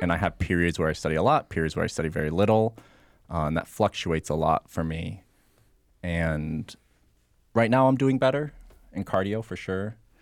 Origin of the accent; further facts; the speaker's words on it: Rochester, New York, United States; also born or lived in Rhode Island / North Carolina; now in Florida, United States; I grew up in Rochester, New York. Uh, I spent some time in Rhode Island and in North Carolina, and now I'm down here.